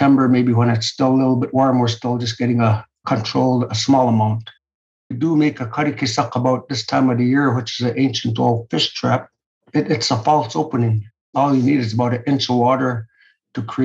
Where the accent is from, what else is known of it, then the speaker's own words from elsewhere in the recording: Sisualik, Alaska, United States; also born or lived in Kotzebue, Alaska; I live here in Kotzebue, Alaska. Although I was raised over in Sisolik, which is roughly about 12 miles across the bay from Kotzebue.